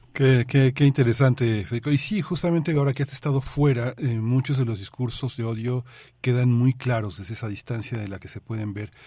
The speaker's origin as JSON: {"language": "Spanish", "country": "Mexico", "said": "este gran país que es tan importante para nosotros como mexicanos"}